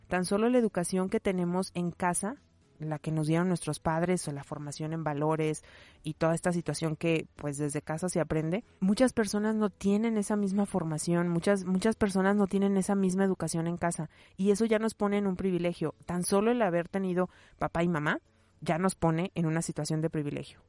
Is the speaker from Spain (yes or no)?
no; León, Guanajuato, Mexico; yo nací en México, nací en León, Guanajuato, nací en 1984